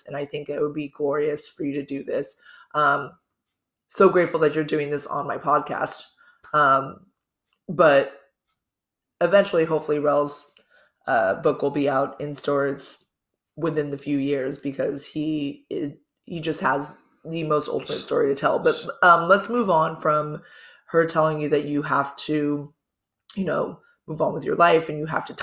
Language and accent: English; California, United States; Growing up in California